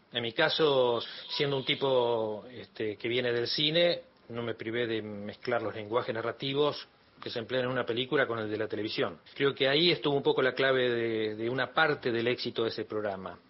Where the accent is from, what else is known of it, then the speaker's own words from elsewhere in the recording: 9 de Julio, Buenos Aires Province, Argentina; moved away as an adult; now in Buenos Aires, Argentina; cuando me fui de mi ciudad, yo soy de 9 de julio, cuando me fui para estudiar cine acá en Buenos Aires